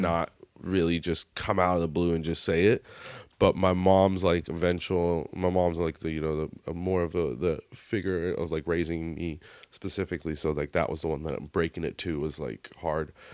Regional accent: United States; accent: American; my American accent

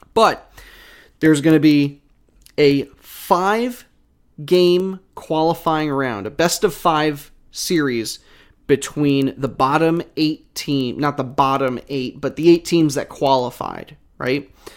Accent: New York, United States; now in Philadelphia, United States; I'm from New York

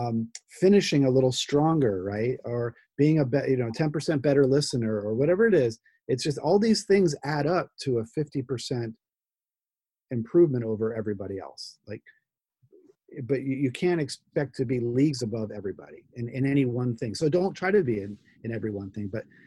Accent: New Jersey, United States; part of me is Jersey, you know, I'm from New Jersey, and I kind of say what I think.

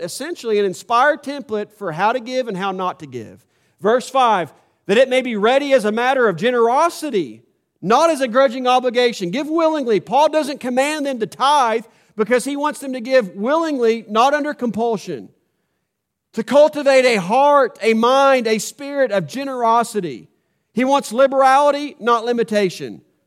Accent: United States; I was born in the United States of America

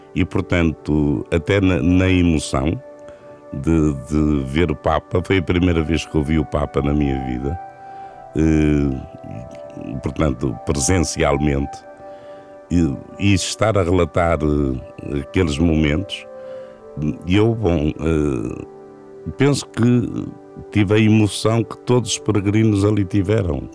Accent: Vila do Conte, Norte, Portugal; also born or lived in Porto; minha terra natal é junto ao mar, é Vila do Conte. Foi aí que eu nasci

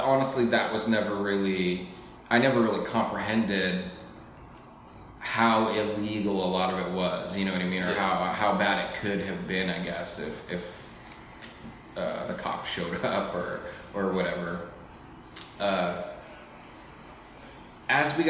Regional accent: Alaska, United States; I grew up here in Alaska

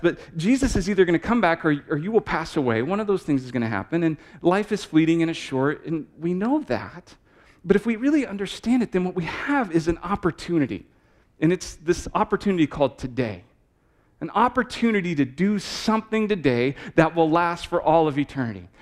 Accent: Texas, United States; moved away as an adult; now in Manchester, New Hampshire, United States; I'm from Texas

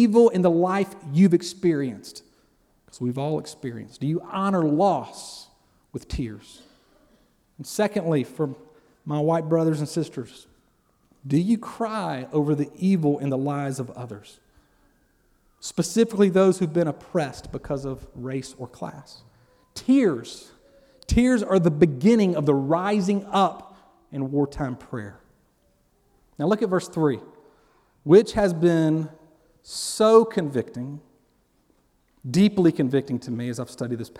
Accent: Columbus, Georgia, United States; also born or lived in Valley, Alabama; I grew up in Columbus, Georgia. My dad was stationed in the military, Fort Benning

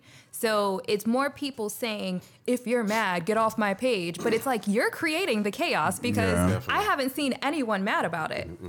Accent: New York City, New York, United States; born there; now in St. Petersburg, United States; So I was born in the Bronx, New York.

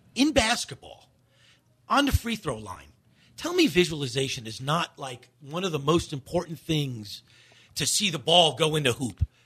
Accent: Shoreham, New York, United States; the home that I grew up in.

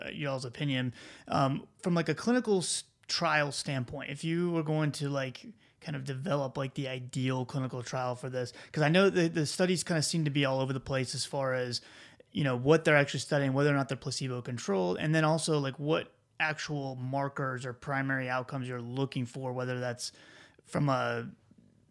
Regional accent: South Carolina, United States; you hear me say y'all, I'm from South Carolina.

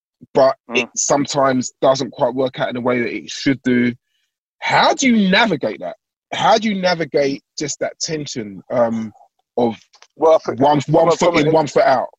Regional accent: London, United Kingdom; I'm from South East London

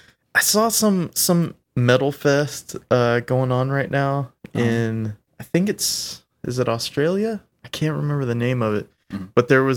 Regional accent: Pasadena, California, United States; I'm from Pasadena.

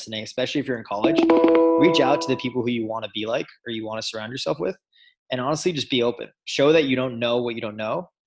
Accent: Los Angeles, California, United States; moved away as an adult; also born or lived in Michigan; I grew up in Los Angeles, California

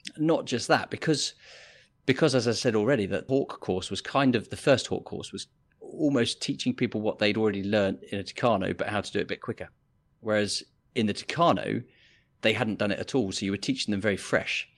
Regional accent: Biggin Hill, London, United Kingdom; moved away as an adult; I grew up in Biggin Hill

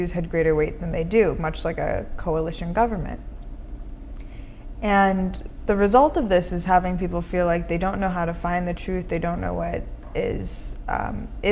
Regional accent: Minnesota, United States; now in San Francisco, United States; I grew up in Minnesota, but we often left our doors unlocked.

